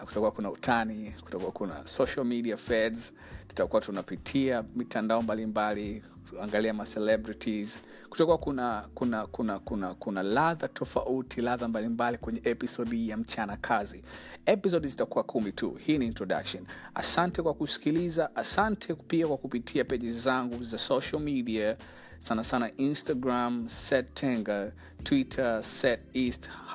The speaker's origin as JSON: {"language": "Swahili", "region": "Arusha", "country": "Tanzania", "tie": "born or raised there", "moved": "yes", "lives_now": "Dar es Salaam, Tanzania", "said": "Natokea Dar es Salaam, naishi Dar es Salaam, ni mzaliwa wa Arusha"}